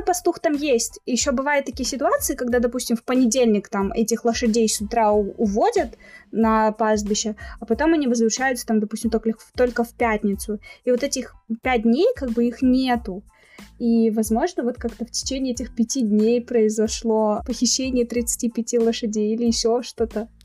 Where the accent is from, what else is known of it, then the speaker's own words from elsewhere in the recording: Pavlodar, Pavlodar Region, Kazakhstan; moved away as an adult; now in Almaty, Kazakhstan; я родилась в Павлодаре, а, то есть это на друг, в другой части страны, но в студенческие годы я переехала сюда, в Алмату